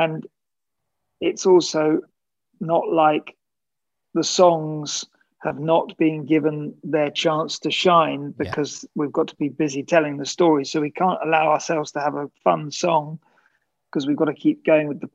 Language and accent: English; United Kingdom; as a British writer